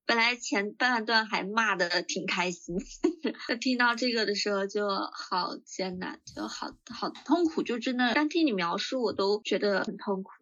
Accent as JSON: {"language": "Chinese", "country": "China", "said": "我们就是中国人的一个对家的依恋跟寄托"}